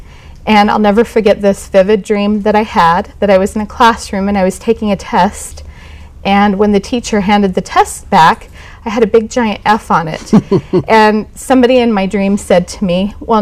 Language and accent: English; Farmington, Utah, United States; also born or lived in Kaysville, Utah; I grew up in Davis County